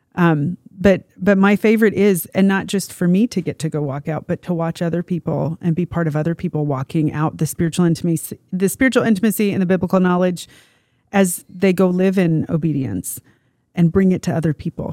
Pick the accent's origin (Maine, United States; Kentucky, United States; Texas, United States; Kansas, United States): Kansas, United States; growing up in Kansas, we solidly are known as the most boring, like, dialect